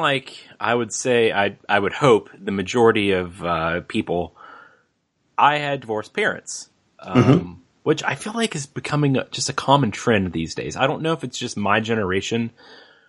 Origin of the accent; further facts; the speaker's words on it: West Virginia, United States; also born or lived in Charlotte, North Carolina; I've lived in West Virginia literally my entire life